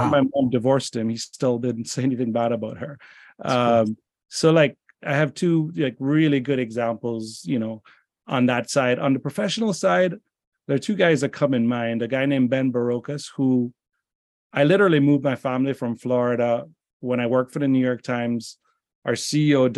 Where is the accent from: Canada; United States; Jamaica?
Jamaica; moved away; I'm from Jamaica originally